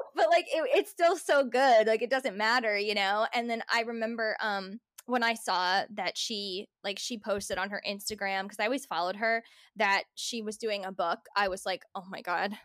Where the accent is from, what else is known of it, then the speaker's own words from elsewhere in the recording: New Jersey, United States; growing up in New Jersey